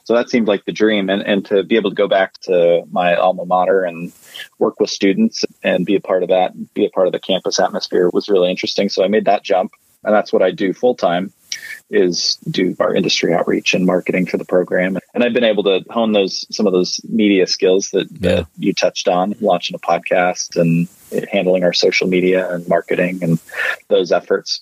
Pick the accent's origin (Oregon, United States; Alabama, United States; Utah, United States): Utah, United States; I'm from Utah, born and raised